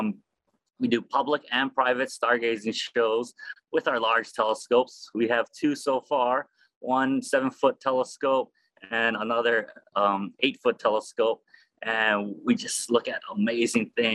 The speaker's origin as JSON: {"language": "English", "town": "Honolulu", "region": "Hawaii", "country": "United States", "tie": "born or raised there", "said": "I'm born and raised in Honolulu"}